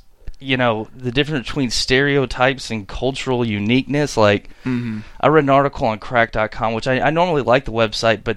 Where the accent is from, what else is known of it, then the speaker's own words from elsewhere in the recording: United States; as an American